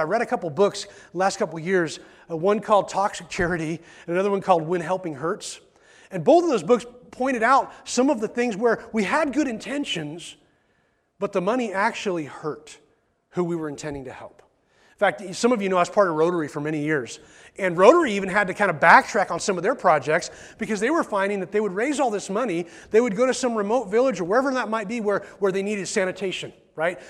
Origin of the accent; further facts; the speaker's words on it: McMinnville, United States; I was born in McMinnville Hospital